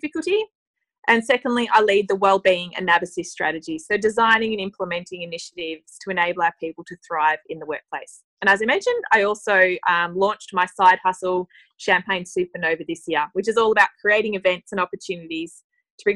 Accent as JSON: {"language": "English", "region": "Tasmania", "country": "Australia", "tie": "born or raised there", "also_born_or_lived": "London", "moved": "as an adult", "lives_now": "Melbourne, Australia", "said": "I grew up in Tasmania, which was absolutely beautiful, but moved to Melbourne when I was 18 to study at university"}